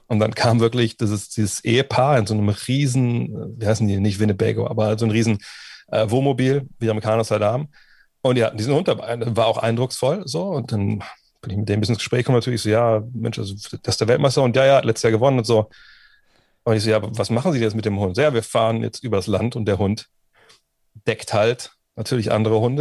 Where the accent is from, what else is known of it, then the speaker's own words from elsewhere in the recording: Wolfsburg, Lower Saxony, Germany; angefangen haben wir hier auch in, in Westhagen, wo ich groß geworden bin